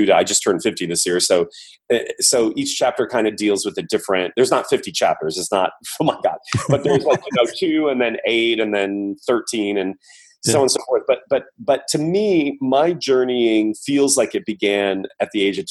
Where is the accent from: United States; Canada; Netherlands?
United States; Midwest; growing up in the Midwest